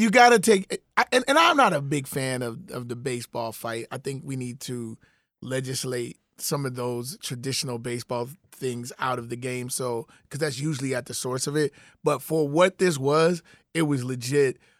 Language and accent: English; Chicago, Illinois, United States; I'm a Chicagoan